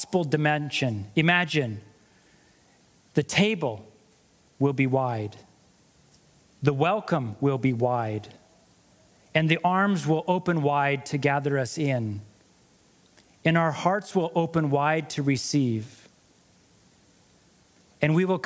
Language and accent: English; United States; moved away as an adult; also born or lived in Montana; now in Canada; I'm American